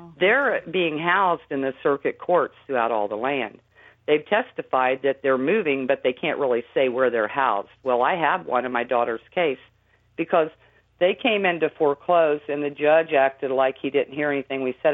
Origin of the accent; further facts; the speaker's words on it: Indiana, United States; I'm from Indiana, and and and I just live in a little plain house